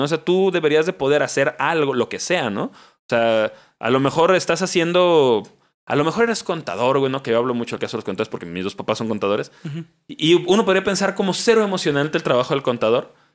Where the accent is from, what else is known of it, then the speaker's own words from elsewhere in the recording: Mexico; como mexicanos